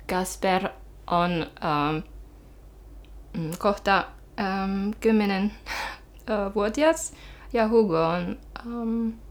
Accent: France; Finnish is a second language; moved away as an adult; now in Finland; Ähm, tulin äh, Ranskasta Suomen vuonna 2010, ähm, kun olin ensimmäis, ensimmäisen kerran raskaana menin juhliin.

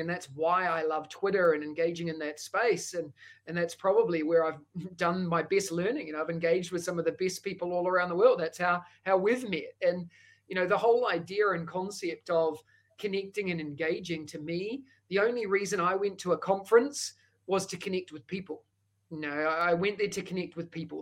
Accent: New Zealand; accent: Kiwi; moved away as an adult; now in Singapore; that thick accent is a Kiwi accent. Uh, I hail from New Zealand

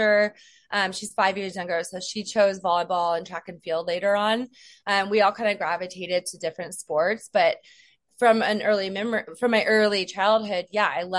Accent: Moraga, California, United States; moved away as an adult; also born or lived in New York; I am from Northern California in a small town called Moraga

